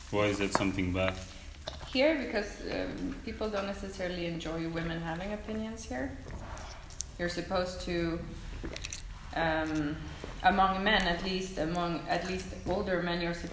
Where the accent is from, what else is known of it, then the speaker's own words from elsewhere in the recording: Sweden; English is a second language; Come from Sweden, and I've moved around, so I don't necessarily feel Swedish anymore.